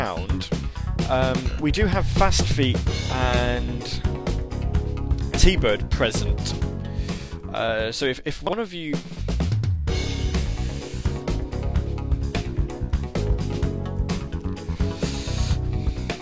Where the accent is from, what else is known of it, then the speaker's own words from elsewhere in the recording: United Kingdom; I am British and I do not pronounce W's.